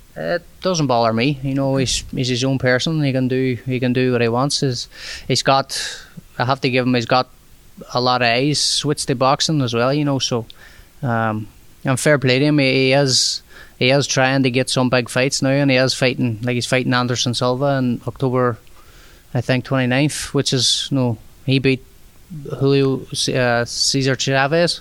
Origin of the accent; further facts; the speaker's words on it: Derry, Northern Ireland, United Kingdom; moved away as an adult; now in St. Petersburg, United States; a lot more population is a lot bigger here than it would be in my hometown, Derry